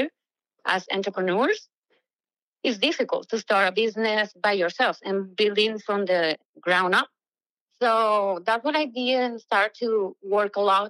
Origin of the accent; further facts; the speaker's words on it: Venezuela; moved away as an adult; I'm from Venezuela, a beautiful country that is having like a hard time right now. And millions of us had to leave for, you know, a better future. And I came here with nothing but dreams